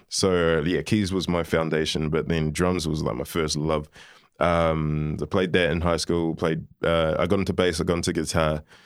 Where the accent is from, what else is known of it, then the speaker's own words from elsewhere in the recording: New Zealand; also born or lived in Liverpool, United Kingdom; moved to New Zealand when I was eighteen months old.